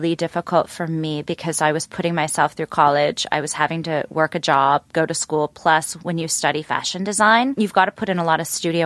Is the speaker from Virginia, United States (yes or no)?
no; Cleveland, Ohio, United States; moved away; So I'm from Cleveland. I hail from Cleveland, Ohio. So I went to an all-girl private school there